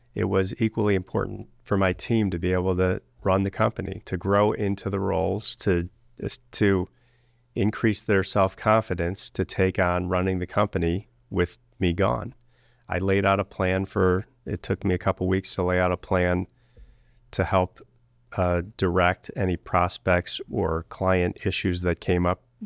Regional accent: Cleveland, Ohio, United States; I was born and raised in Greater Cleveland

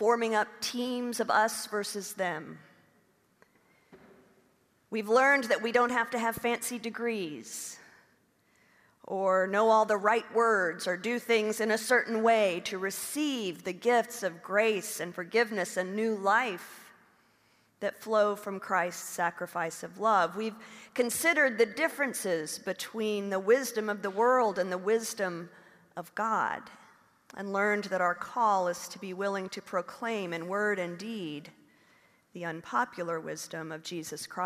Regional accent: Oklahoma, United States; moved away; also born or lived in Rockville; I grew up in Oklahoma

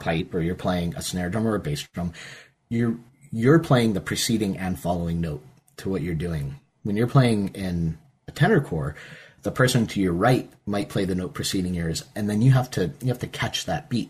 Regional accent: Perrysburg, Ohio, United States; moved away; also born or lived in Pittsburgh, Pennsylvania; I'm obviously from the States. I, I was born in Pittsburgh. I grew up in Northwest Ohio in a town called Perrysburg.

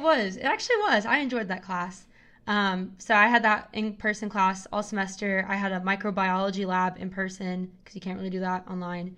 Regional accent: Knoxville, Tennessee, United States; I'm from Knoxville, and I've lived here my whole life

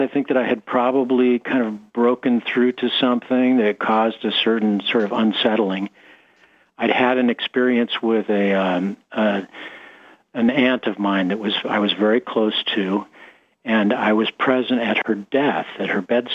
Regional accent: San Diego, California, United States; moved away; I grew up in San Diego, California

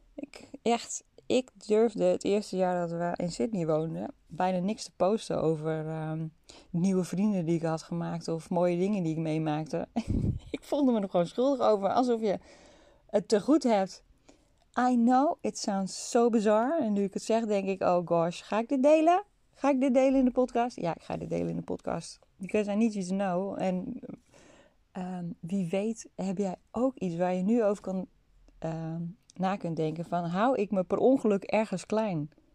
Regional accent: North Holland, Netherlands; ik kom uit Noord-Holland zoals je misschien wel kunt horen

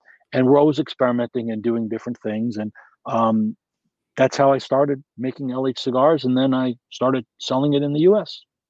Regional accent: United States; But then I thought, you know, as an American, I would love to, I mean, I didn't really initially want to enter the US market

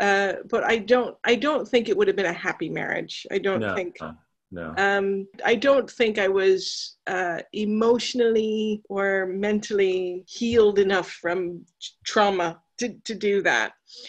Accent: United States

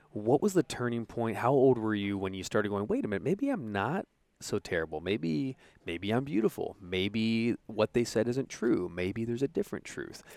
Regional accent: Santa Ana, California, United States; I was born in Santa Ana

